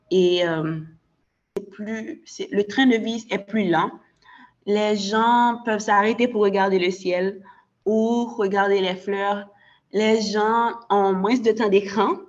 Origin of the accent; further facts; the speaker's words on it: Haiti; moi d'affirmer que je suis haïtienne et aussi de rappeler aux gens euh, de ma communauté qu'ils peuvent être fiers d'être haïtiens.